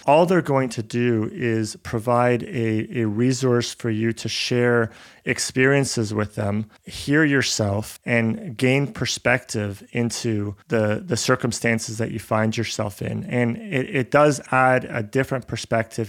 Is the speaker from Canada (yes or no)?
yes; Canada; also born or lived in Buenos Aires, Argentina; I was born in, in Buenos Aires, in Argentina. I grew up in Canada.